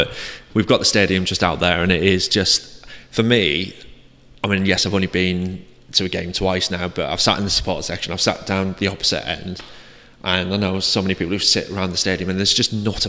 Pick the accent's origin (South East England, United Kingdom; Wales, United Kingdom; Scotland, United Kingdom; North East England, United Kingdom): North East England, United Kingdom; Middlesbrough; now in South West England, United Kingdom; growing up in Middlesbrough in the northeast